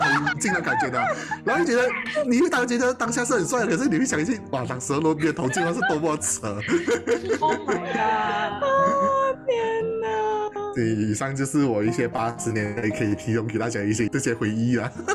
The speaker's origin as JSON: {"language": "Chinese", "country": "Malaysia", "said": "我来自新村"}